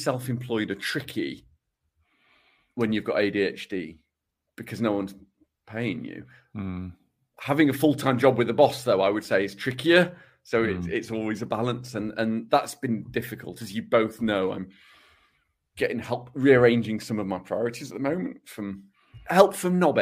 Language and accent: English; England, United Kingdom; considers himself English rather than British